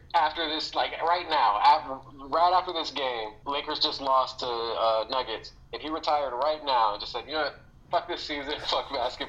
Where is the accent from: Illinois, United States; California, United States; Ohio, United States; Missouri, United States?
Ohio, United States; Cleveland; now in New York City, United States; This is the first time anyone has ever been excited I'm from Cleveland.